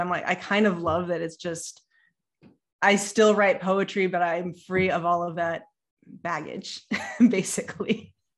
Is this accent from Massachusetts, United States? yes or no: no; Ohio, United States; I'm from Ohio